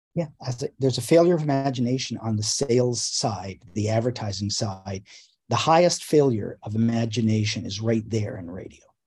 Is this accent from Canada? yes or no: yes; Canada; I grew up in Canada